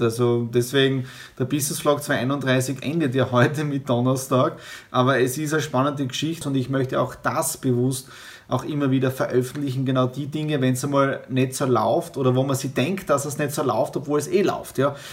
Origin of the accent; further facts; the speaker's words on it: Southeast Styria, Austria; moved away; in der Südoststeiermark in meiner ehemaligen Heimatgemeinde, in meinem Heimatdorf